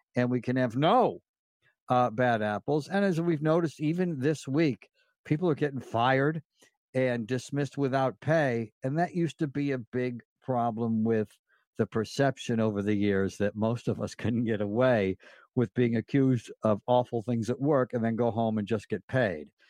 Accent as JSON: {"language": "English", "town": "Delmar", "region": "New York", "country": "United States", "tie": "born or raised there", "moved": "yes", "lives_now": "Los Angeles, United States", "said": "growing up in Del Mar, New York"}